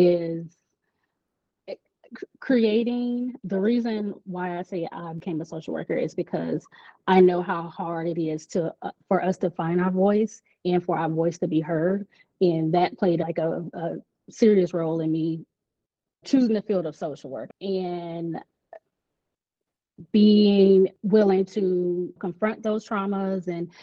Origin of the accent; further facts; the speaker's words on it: Pensacola, Florida, United States; also born or lived in Georgia; I was born in Georgia. We came back to Pensacola.